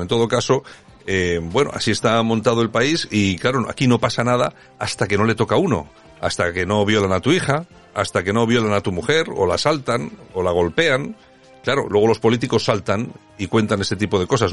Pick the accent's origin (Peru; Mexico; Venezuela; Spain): Spain; nosotros como españoles